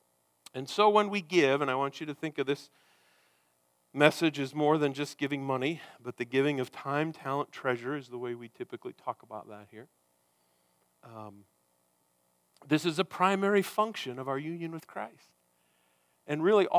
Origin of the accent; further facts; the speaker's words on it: United States; we have here as Americans